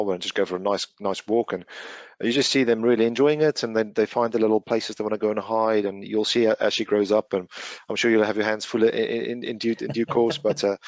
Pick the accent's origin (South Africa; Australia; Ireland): South Africa; as South African